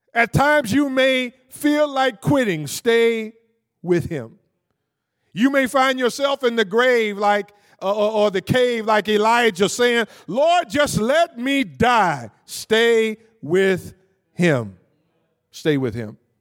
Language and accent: English; Cleveland, Ohio, United States; I grew up in Cleveland, Ohio, from a single parent home